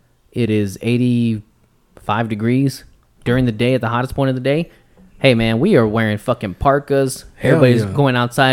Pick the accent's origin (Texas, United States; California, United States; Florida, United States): Texas, United States; we're from Texas